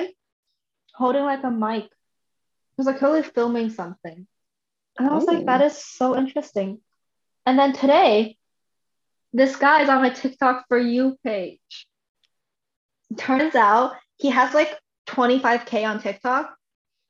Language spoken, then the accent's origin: English; Canada; moved away